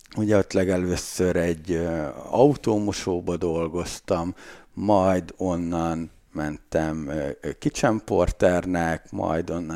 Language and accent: Hungarian; Lakitelek, Bács-Kiskun, Hungary; én lakitelekről származom, az egy kis falu egyébként